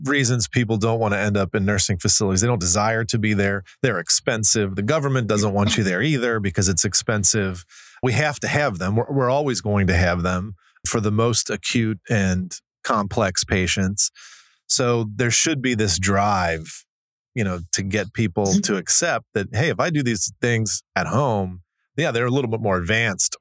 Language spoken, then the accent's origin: English; Cincinnati, Ohio, United States; as a lifelong Cincinnatian